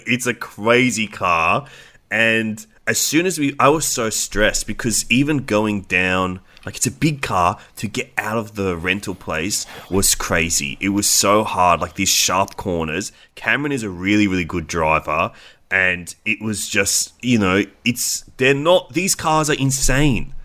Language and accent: English; Australia; we are Australian